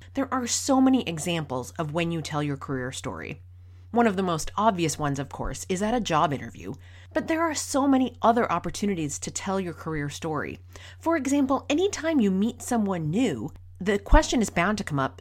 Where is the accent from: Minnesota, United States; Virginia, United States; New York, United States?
Minnesota, United States; rural; moved away as an adult; also born or lived in Boston; I was born and raised in Minnesota, in rural Minnesota. I grew up on a lake out in the country